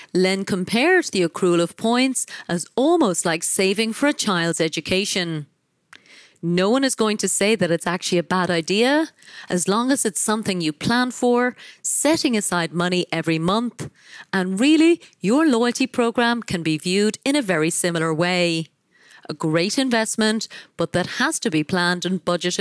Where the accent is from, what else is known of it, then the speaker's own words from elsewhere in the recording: Ireland; my home country of Ireland